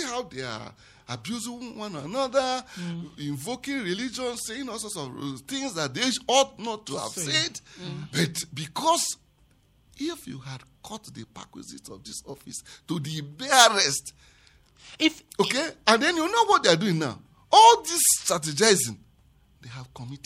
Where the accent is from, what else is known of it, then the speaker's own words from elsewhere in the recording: Southeast Nigeria, Nigeria; I am from the Southeast